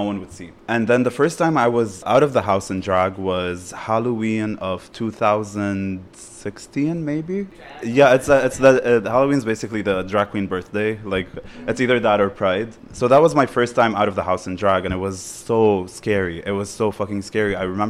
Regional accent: Beirut, Beirut Governorate, Lebanon; I was basically studying political science at LAU in Beirut. And the thing is, growing up in Beirut and Lebanon and whatever

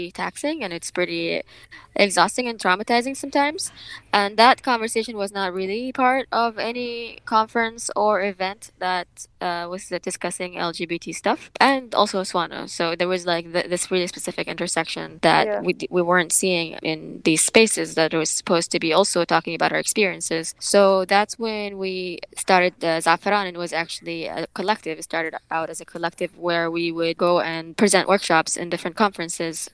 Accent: Yemen; also born or lived in Boston, United States; now in San Francisco / Oakland, United States; I am originally from Yemen. I immigrated here to the US 10 years ago.

